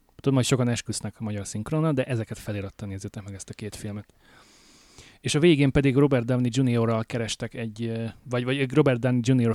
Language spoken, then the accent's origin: Hungarian; Hungary; moved away as an adult; now in Alberta, Canada; Magyarországról jöttem, hogy itt élek már hát négy-öt éve